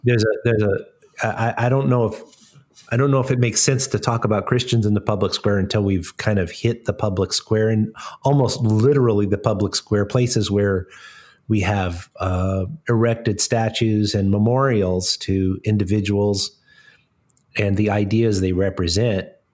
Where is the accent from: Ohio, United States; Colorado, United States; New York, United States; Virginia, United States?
Colorado, United States; now in Smoky Mountains, United States; I grew up in Colorado